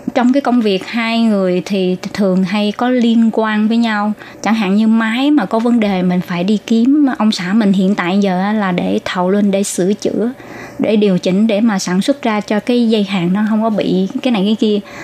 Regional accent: Ho Chi Minh City, Vietnam; moved away as an adult; now in Taiwan; mình sanh đẻ ở từ nhỏ ở thành phố Hồ Chí Minh và ở tại quận 10.

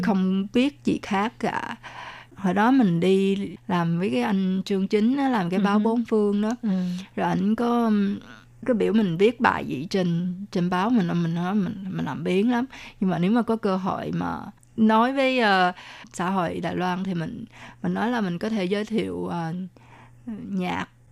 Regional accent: Vietnam; moved away; mình hồi nhỏ ở Việt Nam cũng là đọc qua Tây Du Ký

